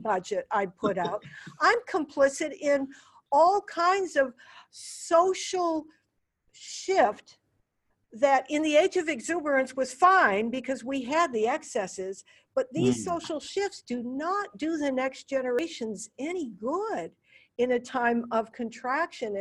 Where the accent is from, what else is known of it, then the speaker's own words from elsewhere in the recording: United States; I'm an American